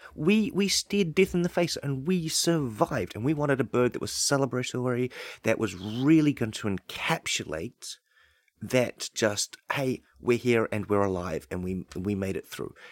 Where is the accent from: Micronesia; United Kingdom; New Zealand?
New Zealand; growing up in New Zealand